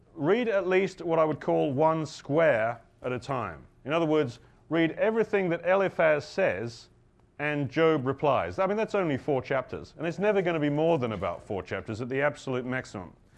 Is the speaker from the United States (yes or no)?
no; United Kingdom; I'm British